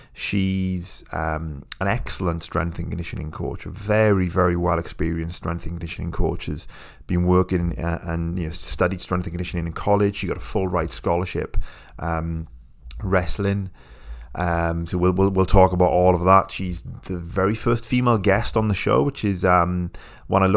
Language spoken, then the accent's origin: English; United Kingdom; I'm British